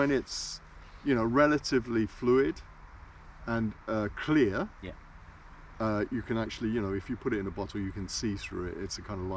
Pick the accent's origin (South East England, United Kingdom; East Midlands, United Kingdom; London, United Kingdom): London, United Kingdom; moved away as an adult; also born or lived in Caribbean; now in Kuortane, Finland; the exotic son-in-law from London and the Caribbean